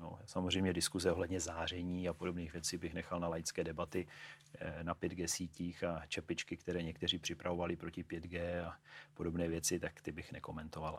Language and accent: Czech; Ostrava, Moravian-Silesian Region, Czechia; also born or lived in Brno; now in Prague, Czech Republic; jsem z Ostravy, studoval jsem v Brně, žiju v Praze